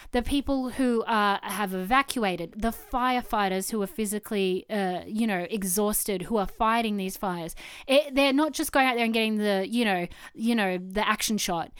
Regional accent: Canberra, Australian Capital Territory, Australia; now in Wollongong, Australia; Growing up in Canberra

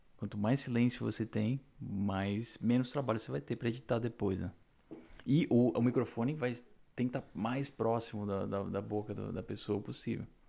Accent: Brazil; now in Canada; Eu nunca vou deixar de ser brasileiro, nasci no Brasil e a minha essência ainda é brasileira

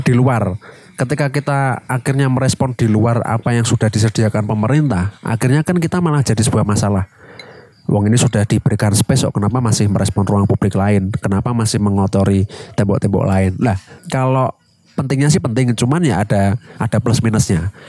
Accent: Semarang, Central Java, Indonesia; kota kita di Semarang.

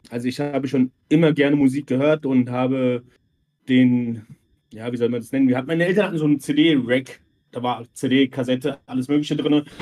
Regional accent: Mörfelden, Hesse, Germany; born there; Ich bin bald 36, komme gebürtig aus Vorfelden, ähm, bin nach Möffeln-Waldorf gezogen, das jetzt schon auch schon 12, 14 Jahre und bin ursprünglich aus Kroatien. Ich sage immer, ich bin der Balkan-Hesse.

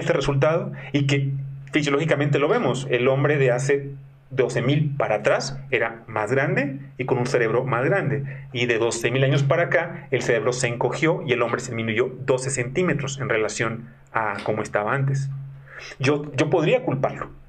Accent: Mexico; soy mexicano

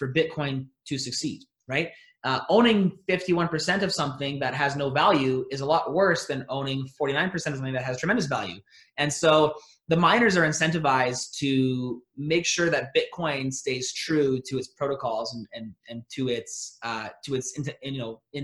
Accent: Alberta, Canada; I'm from Alberta up here in Canada

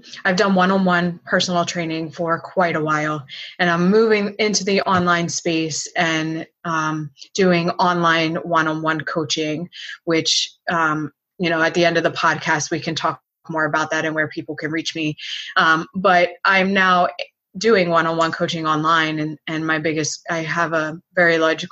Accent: Philadelphia, Pennsylvania, United States; moved away as an adult; now in Florida, United States; I am originally from Philadelphia area. I live in Florida now, and I moved here for college.

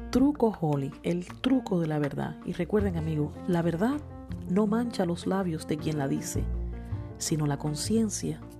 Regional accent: Cuba; Eh, por mi parte, como como cubana, eh, cuando cuentan estas historias, a mí me, afecta mucho porque a mí me duele que mis compatriotas tengan que pasar todos estos trabajos para llegar a, este país y espero que algún día no, no, sea tan, tan difícil salir de Cuba.

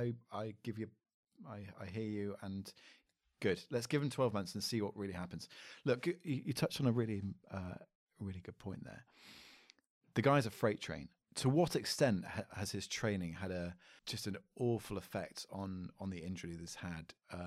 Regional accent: Scotland, United Kingdom; I'm a Scottish warrior.

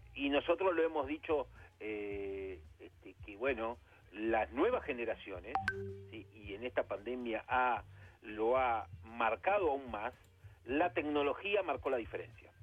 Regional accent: Argentina; como bien argentino

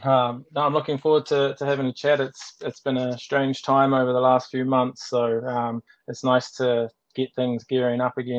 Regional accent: New Zealand; moved away as an adult; now in Ireland; certainly when I came from New Zealand into Ireland, and I was still playing and only finished a couple of years ago.

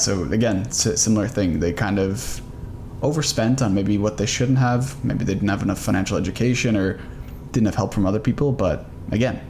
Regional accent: Canada; we're from Canada

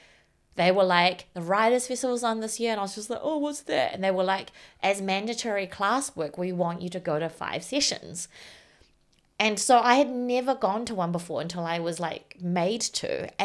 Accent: Whanganui, Manawatū-Whanganui, New Zealand; Because I grew up in Whanganui. And, like, there are writers there.

